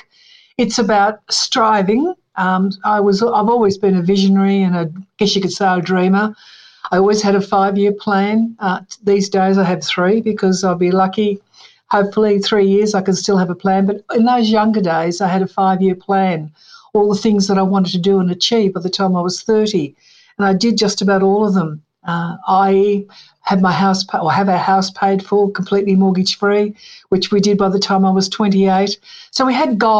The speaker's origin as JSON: {"language": "English", "town": "Melbourne", "region": "Victoria", "country": "Australia", "tie": "born or raised there", "also_born_or_lived": "Bairnsdale, Victoria", "said": "I was born in Bairnsdale, Victoria, and at a very early age, my parents came to Melbourne."}